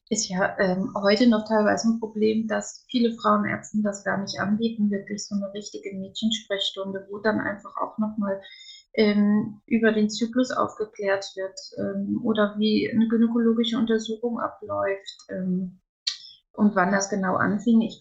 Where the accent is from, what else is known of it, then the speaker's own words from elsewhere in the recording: Wiesbaden, Hesse, Germany; born there; now in Koblenz, Germany; gebürtig komme ich aus Wiesbaden, mittlerweile wohnen wir in Koblenz.